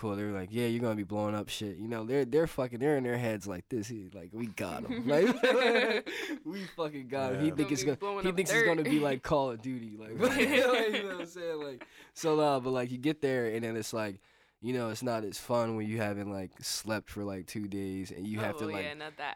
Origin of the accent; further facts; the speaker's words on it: Pennsauken, New Jersey, United States; I'm a kid from Pensauken